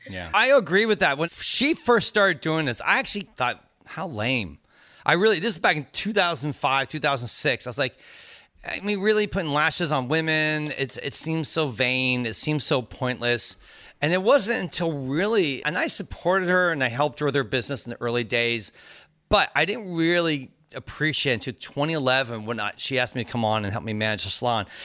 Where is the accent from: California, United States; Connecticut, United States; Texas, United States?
California, United States; Cupertino; I, was there in the band exchange, our marching band and from Cupertino